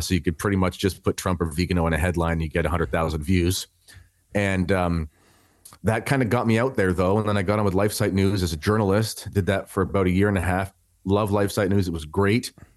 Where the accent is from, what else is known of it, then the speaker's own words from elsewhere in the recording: Canada; I am a Canadian